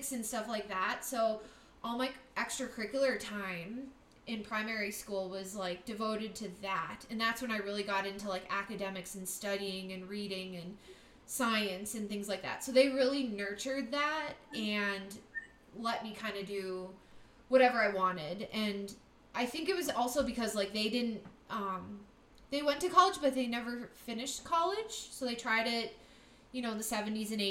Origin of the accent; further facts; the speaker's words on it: Wisconsin, United States; also born or lived in California; I was originally born in California, and I lived there until I was like first grade. And my parents are from Wisconsin, so they took my sister and I, and we moved back to Wisconsin